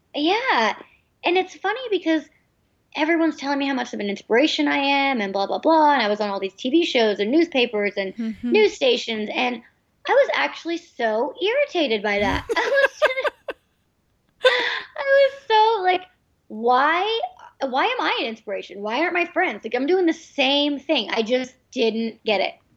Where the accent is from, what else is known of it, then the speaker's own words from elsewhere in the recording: United States; they moved to the United States, where um, I was born